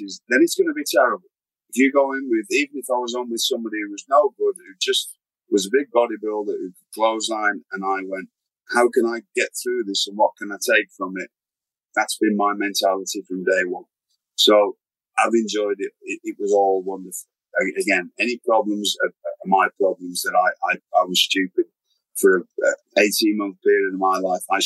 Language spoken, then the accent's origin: English; Blackpool, North West England, United Kingdom; I'm just a British wrestler, but I'm in Blackpool's in Lancashire